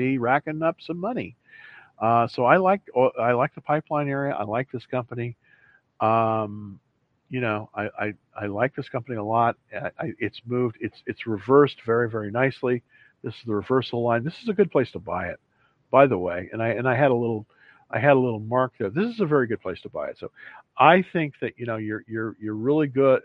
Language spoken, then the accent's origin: English; California, United States; now in Dallas, United States; I grew up in California